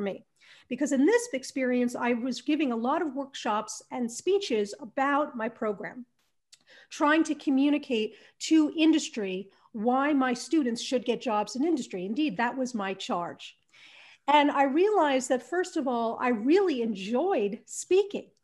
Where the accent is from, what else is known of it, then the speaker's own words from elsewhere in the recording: New Jersey, United States; moved away as an adult; also born or lived in Arizona; I grew up in New Jersey